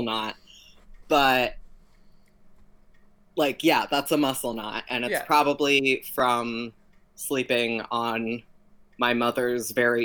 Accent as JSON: {"language": "English", "town": "Miami", "region": "Florida", "country": "United States", "tie": "born or raised there", "also_born_or_lived": "Venezuela", "said": "I was born in Venezuela, and I grew up in Miami"}